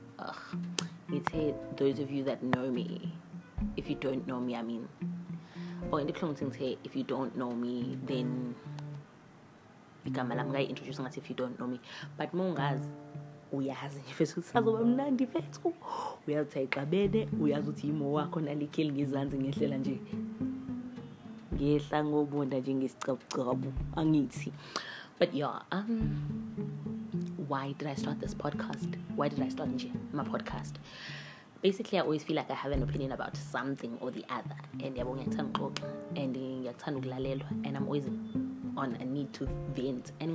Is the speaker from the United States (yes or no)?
no; KwaZulu-Natal, South Africa; also born or lived in Athlone Park / Pietermaritzburg / Durban; originally I'm from KwaZulu-Natal, born Espingo. I lived in Athlone Park when I was a baby, apparently